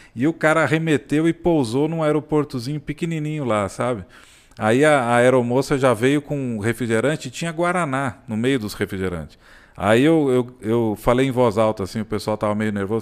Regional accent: São Paulo, Brazil; now in Caldas Novas, Brazil; Nasci em São Paulo, mas eu, eu me considero assim, Caldas Novense mesmo

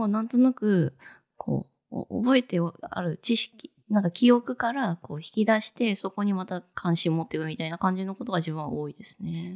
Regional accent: Fukuoka, Japan; moved away as an adult; also born or lived in Tokyo; 私福岡で育って、福岡の大学卒業して、就職のために東京に出てきたので

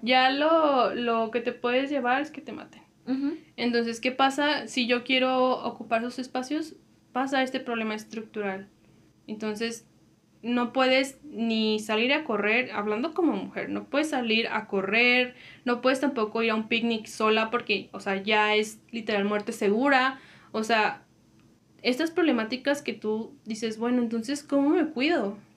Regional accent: Comarca Lagunera, Mexico; vivimos en, la laguna, dos estados se componen de uno

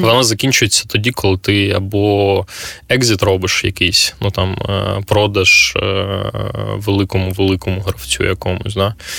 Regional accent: Kyiv, Ukraine; я з Києва

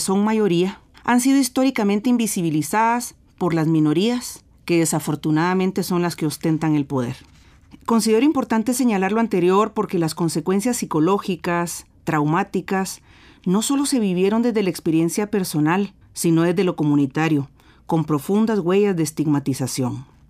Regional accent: Guatemala; now in Costa Rica; soy psicóloga clínica guatemalteca. Eh, ahora resido en Costa Rica

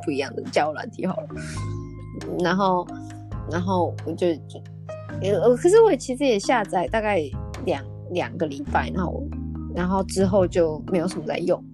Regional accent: Taiwan; now in Australia; 我是台湾人

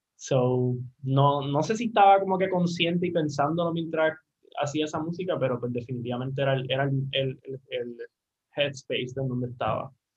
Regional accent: Aguadilla, Puerto Rico; also born or lived in San Juan, Puerto Rico; regresé a, a, Guadilla, a la base, que es de donde yo soy

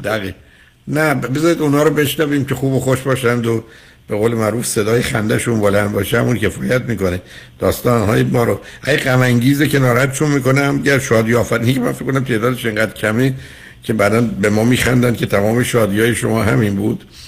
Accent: Shiraz, Fars, Iran; تو دبستان در شیراز

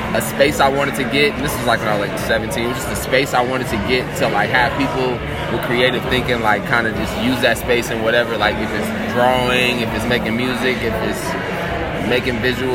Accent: Minneapolis, Minnesota, United States; Here, Minneapolis. Southside, for sure.

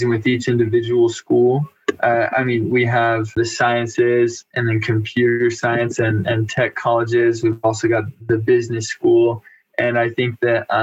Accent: Mesa, Arizona, United States; now in Utah, United States; I'm from Mesa, Arizona

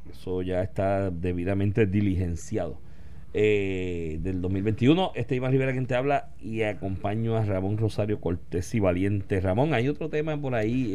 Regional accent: Puerto Rico; donde yo me crié, Aguabuena, Sidra, Comerío y Calley, que están ahí

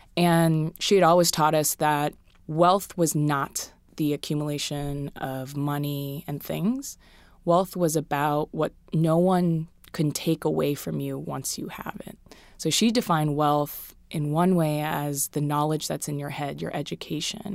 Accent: Hawaii, United States; moved away; I'm from Hawaii

